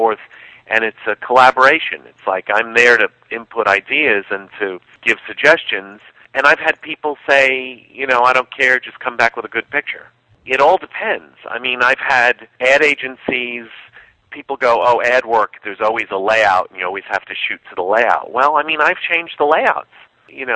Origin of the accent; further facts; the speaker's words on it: New York City, New York, United States; I grew up being in New York City in the 70s